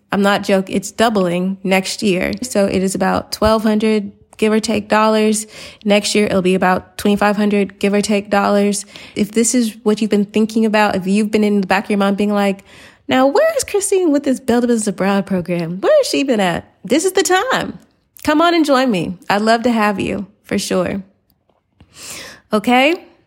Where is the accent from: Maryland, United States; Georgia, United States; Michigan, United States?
Georgia, United States; Atlanta; moved away; I'm from Atlanta